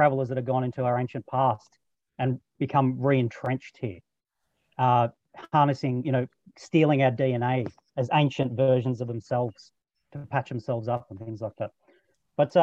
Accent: Australia; Australian, obviously

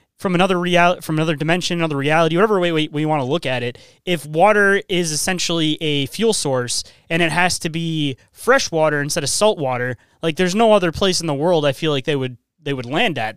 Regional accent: Michigan, United States; I'm from Michigan

